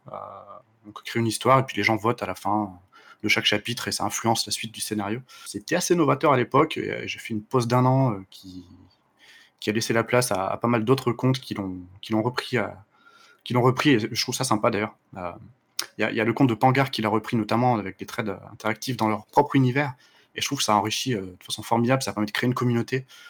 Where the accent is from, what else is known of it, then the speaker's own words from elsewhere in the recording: Le Puy-en-Velay, Auvergne-Rhône-Alpes, France; je suis né dans un haut lieu de pèlerinage, le Puy-en-Velay